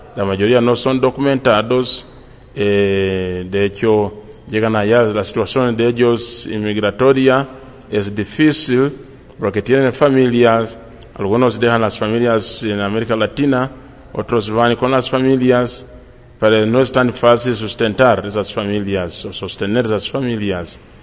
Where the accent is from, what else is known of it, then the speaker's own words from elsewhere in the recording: Uganda; also born or lived in Colombia; now in California, United States; soy de Uganda